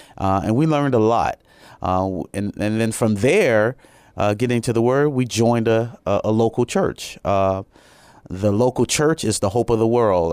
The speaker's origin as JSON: {"language": "English", "town": "Chicago", "region": "Illinois", "country": "United States", "also_born_or_lived": "Japan", "moved": "as an adult", "said": "I'm originally from Chicago, Illinois"}